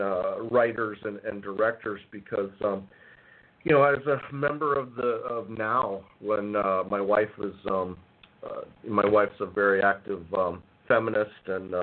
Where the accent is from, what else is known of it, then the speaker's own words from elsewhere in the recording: Appleton, Wisconsin, United States; moved away as an adult; also born or lived in Green Bay, Wisconsin; now in Los Angeles, United States; my hometown in Appleton, Wisconsin